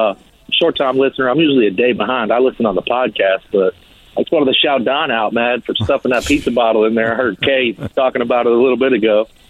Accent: New York, United States; now in Louisville, United States; I was born and raised in New York, live out in Louisville now

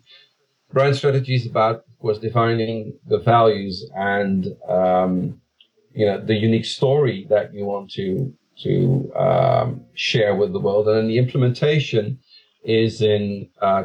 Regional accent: The Hague, South Holland, Netherlands; the city of The Hague, which is coincidentally my hometown, where I was born and raised.

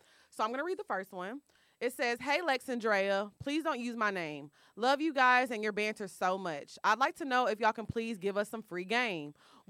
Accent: New England, United States; I'm also from New England, adding that in for context because the men are worlds different than in Atlanta.

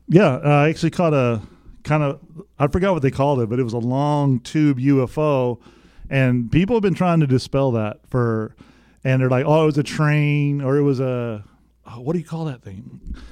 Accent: West Texas, United States; moved away as an adult; I'm from West Texas

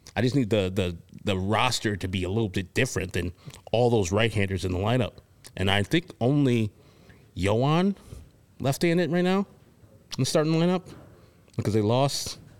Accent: Chicago, Illinois, United States; I grew up here in the Chicagoland area

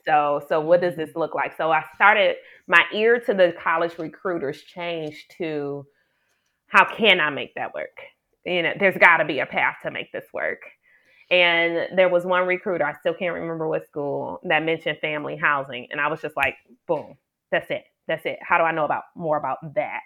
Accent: Detroit, Michigan, United States; also born or lived in Ann Arbor, Michigan; Born and raised in Detroit, Michigan, Detroit a girl

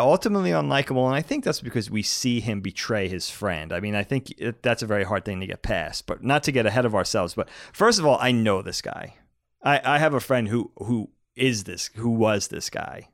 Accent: East Coast, United States; we grew up on the East Coast.

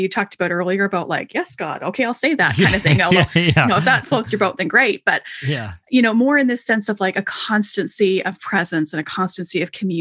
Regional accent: Canada; I'm Canadian

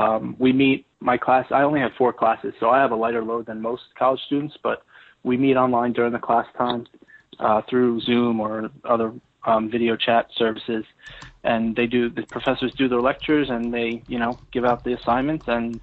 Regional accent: North Plainfield, New Jersey, United States; Well, I still live here in North Plainfield. I grew up here. A lot of pride, you know, in my town, and it's a diverse town

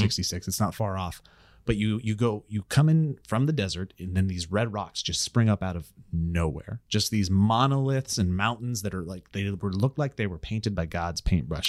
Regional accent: Glacier, Montana, United States; moved away; growing up in Glacier

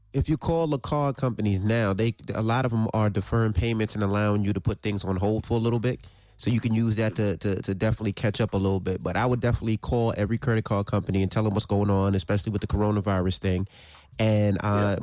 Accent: New York City, New York, United States; I'm from Queens.

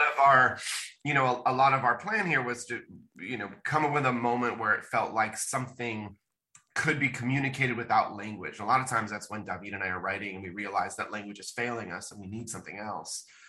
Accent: Bay Area, California, United States; born or raised there

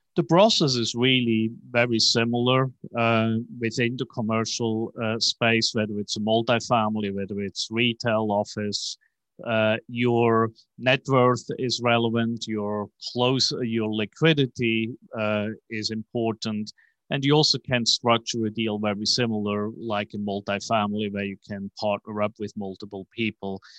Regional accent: Switzerland; moved away as an adult; also born or lived in New York / Tokyo / Hong Kong; now in Dallas, United States; as you can hear from my accent, I'm, uh, not originally from Texas, even though I have been living in Dallas now for fifteen years. I was born in Switzerland

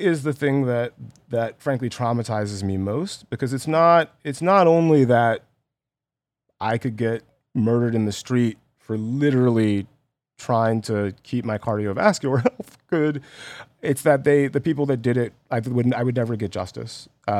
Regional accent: Columbus, Georgia, United States; I grew up in Georgia, in Columbus.

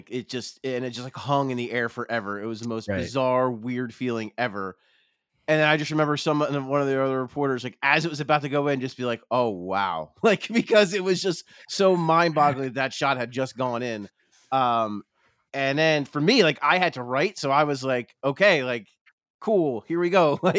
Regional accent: New Jersey, United States; I grew up around here. I grew up in South Jersey, but it's like I could throw a rock at the arena and the sports complex from here. And I grew up with it all.

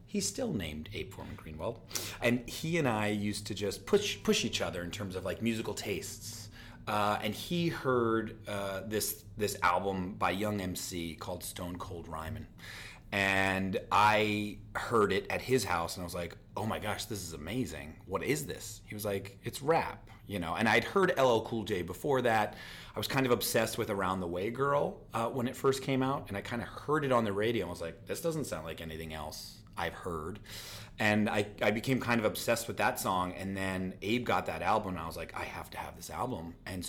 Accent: Pennsylvania, United States; also born or lived in Philadelphia; Born in Philly and then moved outside of it.

